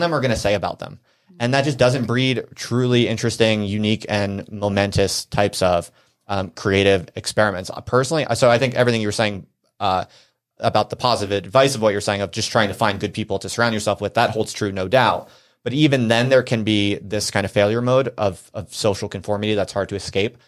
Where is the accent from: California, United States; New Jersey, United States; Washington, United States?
New Jersey, United States; moved away; also born or lived in Philadelphia / Brooklyn; I grew up in New Jersey